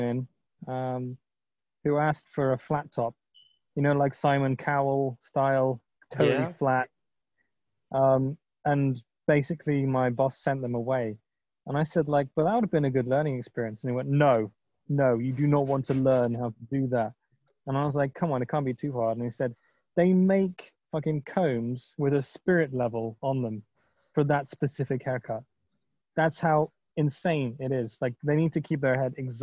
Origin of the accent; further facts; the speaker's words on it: Sweden; I'm from Sweden. I'm in Stockholm.